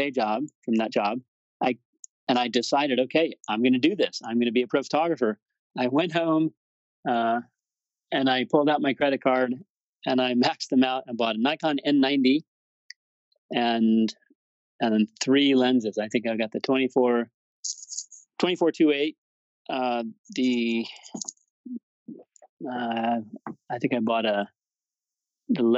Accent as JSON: {"language": "English", "region": "Colorado", "country": "United States", "tie": "born or raised there", "also_born_or_lived": "Boston / Fort Collins, Colorado", "moved": "yes", "said": "I decided to move to Colorado, which was actually my home state. That's where I was born"}